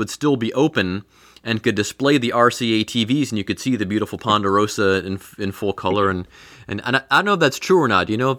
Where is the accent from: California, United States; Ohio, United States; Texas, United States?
Ohio, United States; Mentor; now in Cincinnati, United States; I'm from Mentor up near Cleveland.